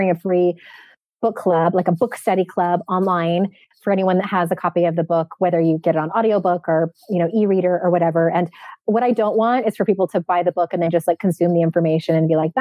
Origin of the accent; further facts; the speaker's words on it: San Diego, California, United States; my hometown of San Diego